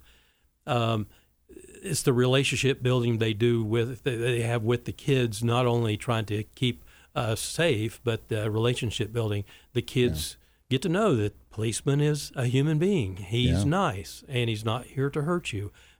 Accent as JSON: {"language": "English", "town": "Wichita", "region": "Kansas", "country": "United States", "tie": "born or raised there", "said": "growing up in Wichita"}